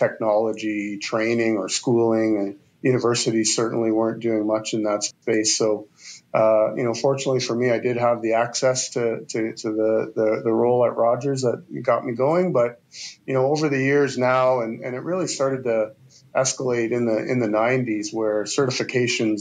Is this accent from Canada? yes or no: yes; the East, Eastern Canada, Canada; now in Calgary, Canada; I grew up in the East